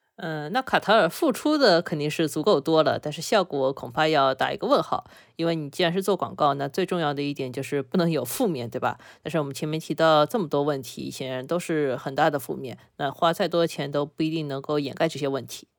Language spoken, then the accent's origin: Chinese; China; 我们中国人非常熟悉的一个概念